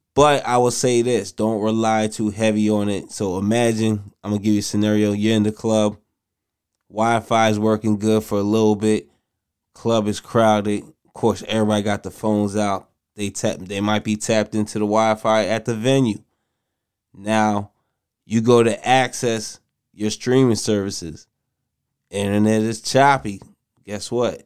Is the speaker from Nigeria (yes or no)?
yes; Nigeria; I'm Nigerian.